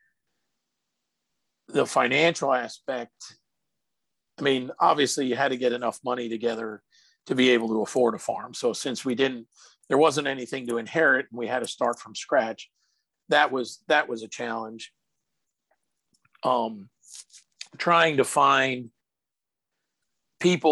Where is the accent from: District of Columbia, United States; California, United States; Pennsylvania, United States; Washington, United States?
Pennsylvania, United States; moved away; where I grew up in Pennsylvania